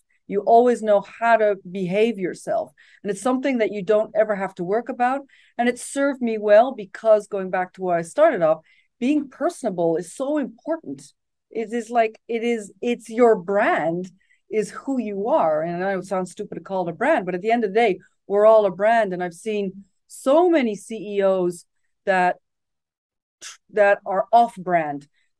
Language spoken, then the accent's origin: English; Japan; English is a second language; moved away; My parents had lived in Japan. So when I was an expat child, I grew up in Japan.